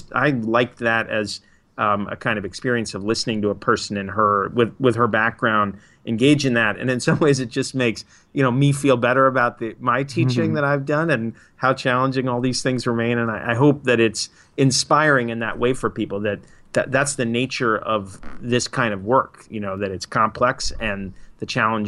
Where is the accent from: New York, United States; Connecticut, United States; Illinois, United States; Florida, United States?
New York, United States; also born or lived in Massachusetts / Minneapolis / Otsego County, New York / Trenton, New Jersey; now in Boston, United States; I grew up in New York, went to college in Western Mass, lived in Minneapolis, in Otsego County, New York, in Trenton, New Jersey, now in Boston.